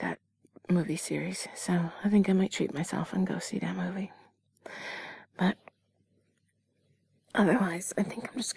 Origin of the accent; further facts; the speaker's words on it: Canada; I was born in Canada